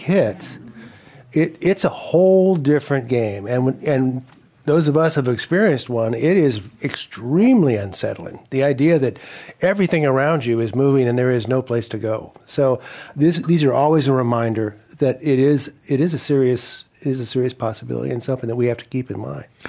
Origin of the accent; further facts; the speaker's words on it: Colorado, United States; now in California, United States; I'm from Colorado